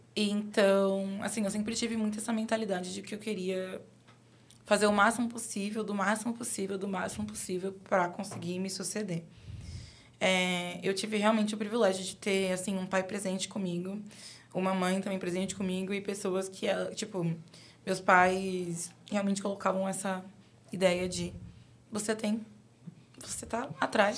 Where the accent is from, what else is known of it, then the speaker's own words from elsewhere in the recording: São Paulo, Brazil; eu sou de Guaianazes